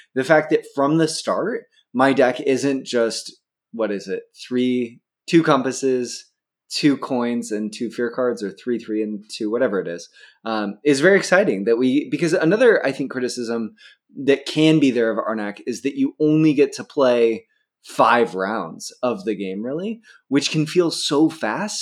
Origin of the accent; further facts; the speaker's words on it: Pacific Northwest, United States; I grew up in the Pacific Northwest.